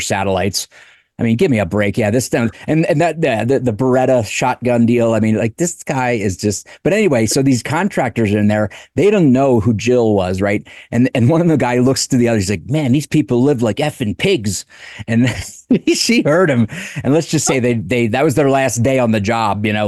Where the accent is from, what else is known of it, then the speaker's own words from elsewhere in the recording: Delaware, United States; I'm from Delaware